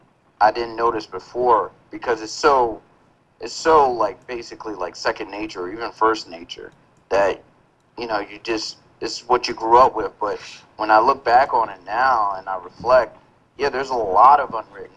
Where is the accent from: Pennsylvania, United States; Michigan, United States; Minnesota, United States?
Pennsylvania, United States; Philadelphia; Philadelphia, man. First of all, I got Nigerian parents. So, I mean, that's as old school as it gets.